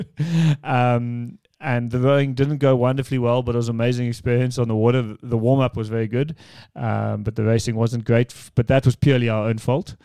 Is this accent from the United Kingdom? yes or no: no; South Africa; as a South African